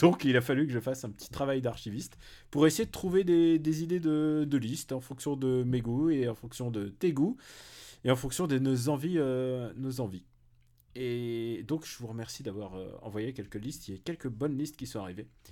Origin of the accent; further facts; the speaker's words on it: Paris, Île-de-France, France; en tant que parisien